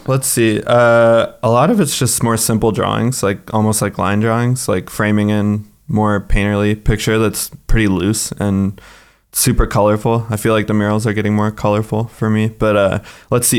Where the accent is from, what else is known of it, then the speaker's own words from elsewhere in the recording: United States; now in Kosovo; as an American